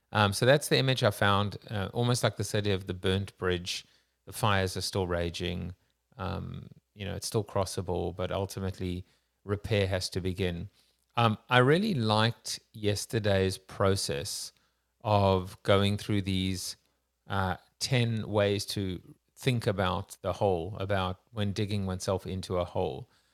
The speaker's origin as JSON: {"language": "English", "country": "South Africa", "said": "I'm Jewish South African too"}